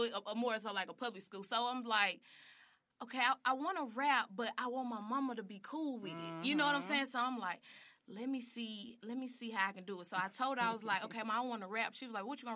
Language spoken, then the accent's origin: English; Memphis, Tennessee, United States; also born or lived in Dallas, Texas; I was born in Dallas, Texas, but I moved to Memphis probably when I was like 3 or 4